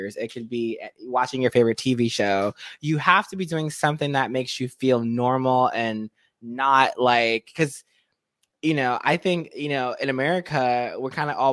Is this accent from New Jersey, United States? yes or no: yes; Jersey City, New Jersey, United States; I grew up in Jersey City, New Jersey